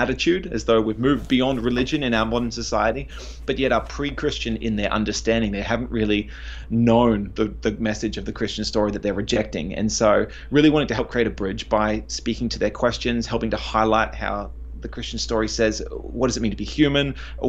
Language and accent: English; Australia; they do not understand Aussies very well, because our pronunciation is lazy. We drop the consonants off the end of words all the time.